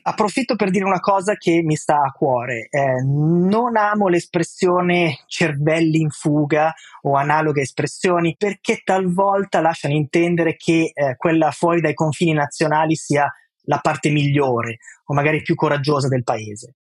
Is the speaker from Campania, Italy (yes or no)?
no; Milan, Lombardy, Italy; moved away as an adult; now in New York, United States; a Milano abbiamo una città